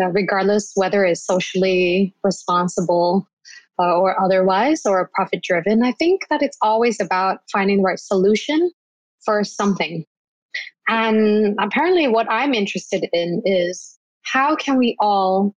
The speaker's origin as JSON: {"language": "English", "region": "Bangkok", "country": "Thailand", "said": "I'm originally from Bangkok"}